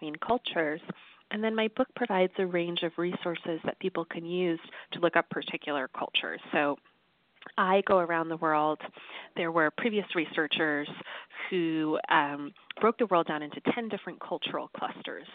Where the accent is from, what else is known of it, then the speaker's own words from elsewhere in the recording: United States; I grew up in the United States, which is the most individualistic culture on earth